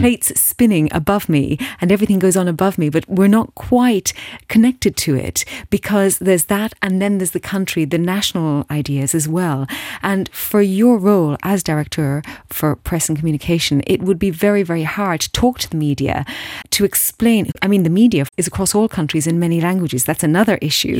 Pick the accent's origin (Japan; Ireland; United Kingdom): Ireland; as an Irish person in my heart, uh, uh, and by birth